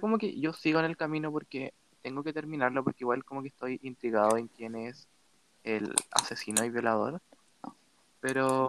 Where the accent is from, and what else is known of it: Chile